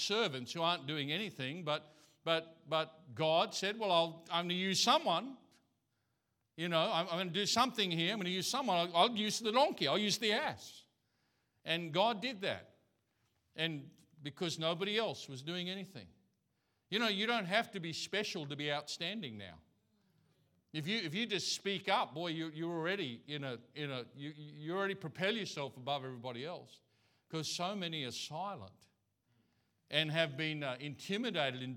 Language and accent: English; Australia; first language English; now in Thailand; I'm from Australia. English is my language.